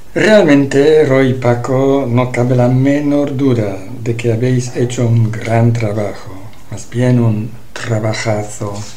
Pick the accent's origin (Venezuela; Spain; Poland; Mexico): Poland; Spanish is a second language; now in Morocco; soy polaco, actualmente viviendo en Marruecos